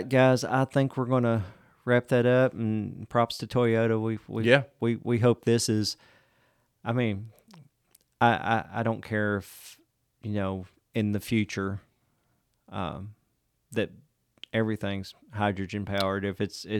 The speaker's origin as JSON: {"language": "English", "region": "London", "country": "United Kingdom", "said": "Can you tell that I'm from London?"}